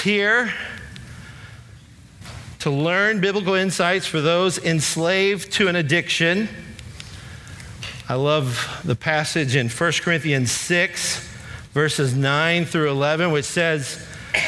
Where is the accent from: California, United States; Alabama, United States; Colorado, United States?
Alabama, United States; also born or lived in Kentucky; I was born in Kentucky, moved to Alabama when I was about 10 years old. So I really hail from Alabama